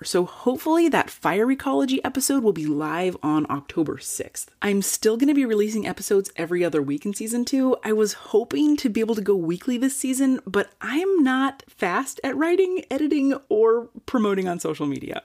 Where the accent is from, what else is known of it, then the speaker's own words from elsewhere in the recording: Northern California, United States; someone born and raised in Northern California